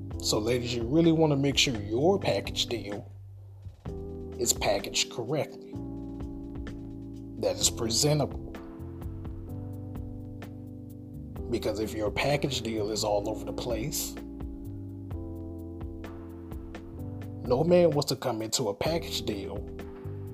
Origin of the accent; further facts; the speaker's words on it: Augusta, Georgia, United States; the beautiful city of Augusta, GA. That's my hometown, that's where I'm from.